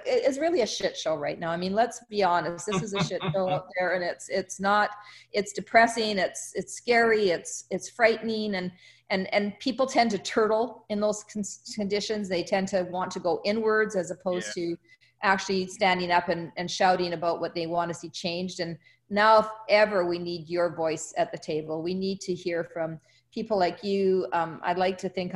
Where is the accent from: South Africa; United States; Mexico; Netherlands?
South Africa; moved away; I was born in South Africa, and I've been back to Africa many times